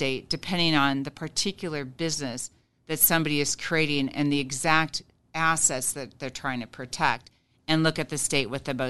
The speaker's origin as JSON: {"language": "English", "region": "Nebraska", "country": "United States", "tie": "born or raised there", "said": "So in some states, again, my home state of Nebraska is not super protective of a single member LLC."}